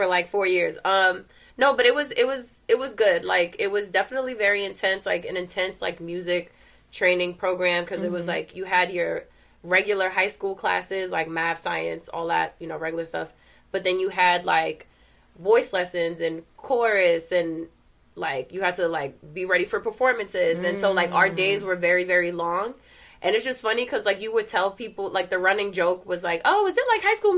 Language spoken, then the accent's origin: English; New York City, New York, United States; I'm from Brooklyn, New York, specifically East New York. Born to Dominican parents, like Dominican, you know, family, heritage, all that, but a New Yorker